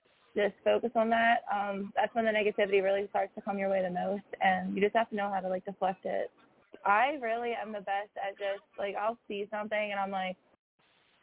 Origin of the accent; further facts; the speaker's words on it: Coatesville, Pennsylvania, United States; I'm from Coatesville, Pennsylvania